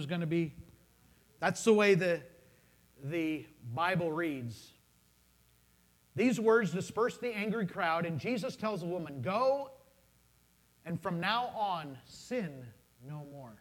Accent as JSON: {"language": "English", "country": "United States", "said": "I'm an American citizen."}